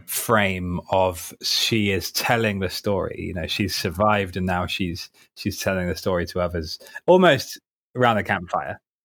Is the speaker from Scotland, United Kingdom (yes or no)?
no; Surrey, South East England, United Kingdom; accent: posh; moved away as an adult; also born or lived in Ipswich; now in London, United Kingdom; I was born in Ipswich and grew up in Surrey, hence the sort of posh boy accent.